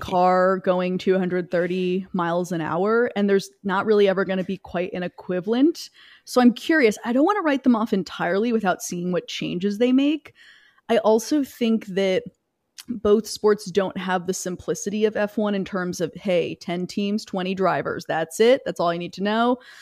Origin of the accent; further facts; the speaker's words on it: the American South, United States; I grew up in the American South